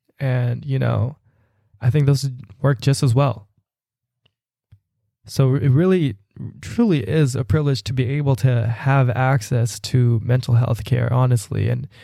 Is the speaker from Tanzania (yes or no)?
no; Philippines; Even though they don't identify with me as a Filipino person, I just felt safe in those spaces to really comfortably share who I am